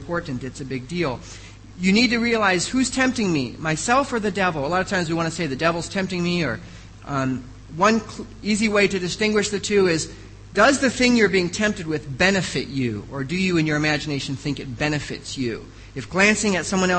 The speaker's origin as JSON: {"language": "English", "country": "United States", "moved": "yes", "said": "I am an American"}